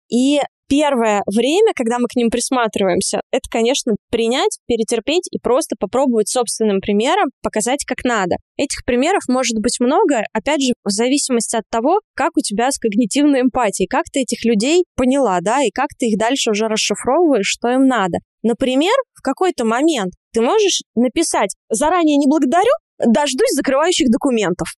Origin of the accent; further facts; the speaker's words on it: Georgia; я грузинка